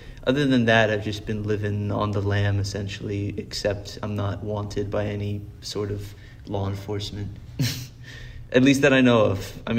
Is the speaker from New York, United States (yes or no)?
no; Colorado, United States; born there; I was born in Colorado, so this is driving around like in Colorado, like young as shit